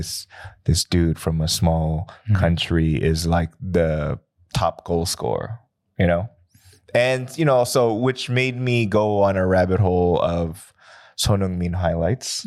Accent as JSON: {"language": "English", "country": "United States", "moved": "yes", "lives_now": "Seoul, South Korea", "said": "I come from America"}